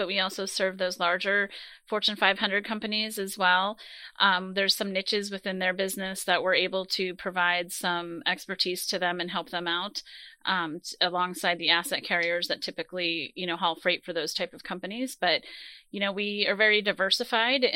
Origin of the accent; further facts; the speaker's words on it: Pittsburgh, Pennsylvania, United States; also born or lived in New Jersey; So initially, we moved to Pittsburgh from New Jersey, but I was very young, probably 3 or 4 years old. So just outside of Pittsburgh, north in the Cranberry area, and, you know, just went to school at Seneca Valley High School here